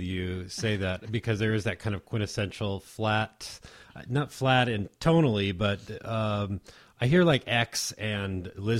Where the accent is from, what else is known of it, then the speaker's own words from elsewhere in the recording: Washington, United States; now in Ojai, United States; I grew up in Washington State